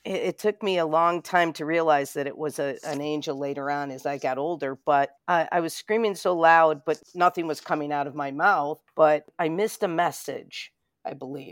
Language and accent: English; Rochester, New York, United States; Born and raised in Rochester